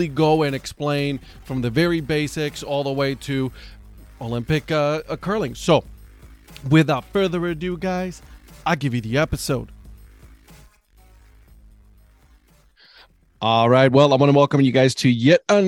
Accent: Puerto Rico; also born or lived in Cleveland, Ohio; now in Raleigh-Durham, United States; I'm originally from Puerto Rico, and I'm telling you right now, curling is not a sport there. So I actually picked it up when I moved to Cleveland

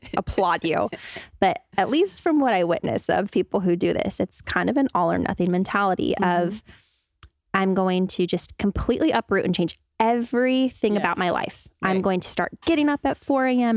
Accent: Spokane, Washington, United States; I grew up in Spokane.

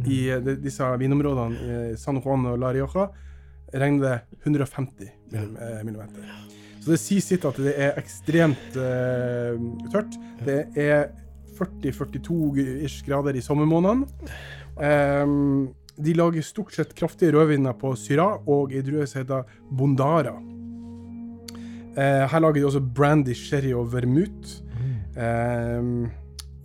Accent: Skudeneshavn, Rogaland, Norway; now in Bergen, Norway; Jeg er fra Karmøy nå. Skudeneshavn.

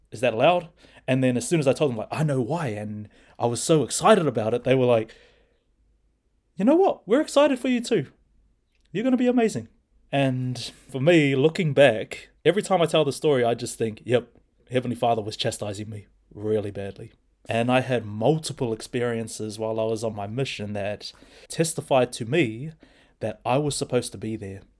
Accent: Hamilton, Waikato, New Zealand; also born or lived in Maramarua, New Zealand / Australia; I was born and raised in Hamilton

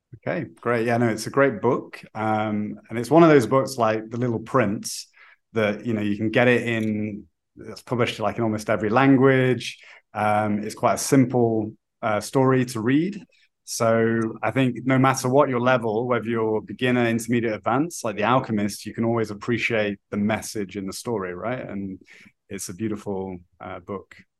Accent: United Kingdom; now in Brazil; I'm British

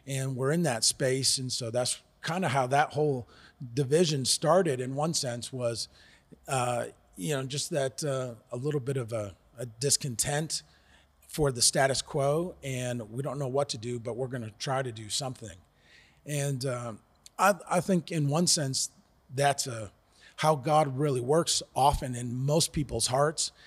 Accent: United States; moved away as an adult; now in South Africa; We're originally from the United States

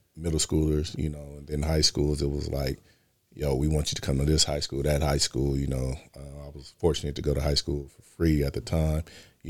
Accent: Oakland, California, United States; also born or lived in Los Angeles; I grew up in Oakland and in LA.

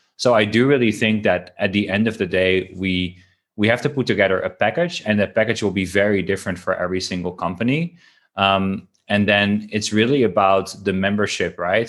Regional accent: Netherlands; moved away; I'm from Holland.

